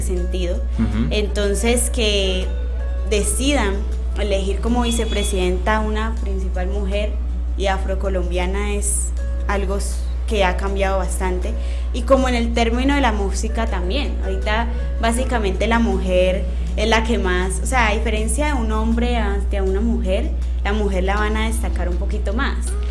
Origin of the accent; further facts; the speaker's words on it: Colombia; uno ser como colombiana